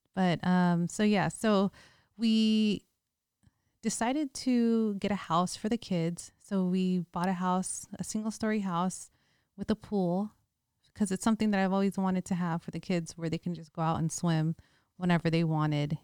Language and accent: English; Bay Area, California, United States; moved away; also born or lived in Hawaii / Las Vegas; We're both from the Bay Area, so we had that hyphy mentality.